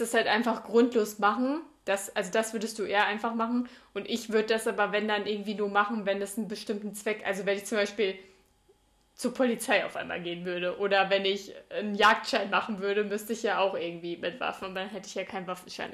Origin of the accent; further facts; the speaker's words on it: Sauerland, North Rhine-Westphalia, Germany; bei uns im Sauerland